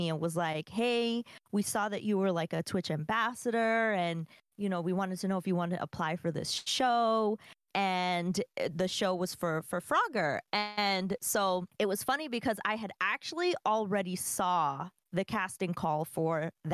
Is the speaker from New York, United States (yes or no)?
yes; New York, United States; moved away; I'm from New York. I don't live in New York anymore, but I'm from there.